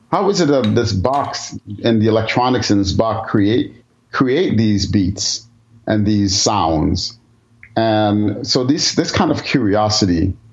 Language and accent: English; New York City, New York, United States; I grew up in the Bronx in New York, and the part of Bronx, I, the part of the Bronx I grew up in, was um, a very um, you know culturally mixed neighborhood.